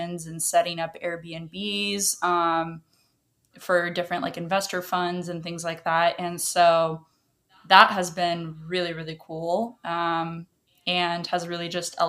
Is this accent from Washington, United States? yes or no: yes; Washington, United States; first language Russian; English is a second language; I was born here, but my native language was Russian. So I didn't even know English until I was pretty much like in second grade